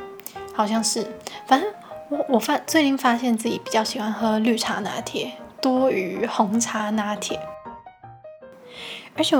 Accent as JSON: {"language": "Chinese", "country": "Hong Kong", "lives_now": "Taiwan", "said": "因为我是香港人嘛，然后原本呢也是计划在香港读大学。"}